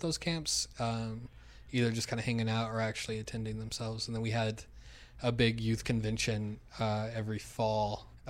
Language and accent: English; New Mexico, United States; also born or lived in Dallas, Texas; I grew up in New Mexico. I was homeschooled, so graduated early, went to a little seminary in Dallas, Texas, and then came back